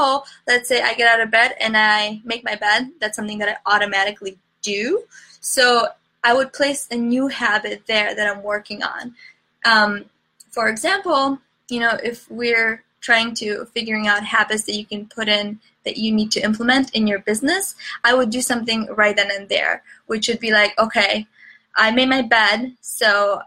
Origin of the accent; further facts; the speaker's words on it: Chicago, Illinois, United States; I'm from Chicago